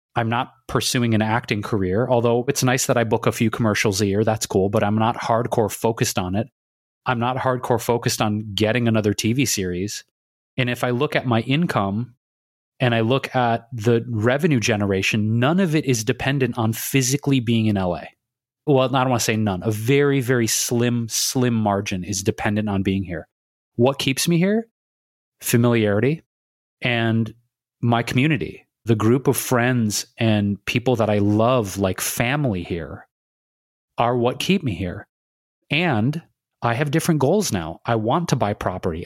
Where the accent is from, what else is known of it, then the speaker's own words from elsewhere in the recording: Detroit, Michigan, United States; also born or lived in New York / Chicago / Bay Area; now in Los Angeles, United States; growing up in Detroit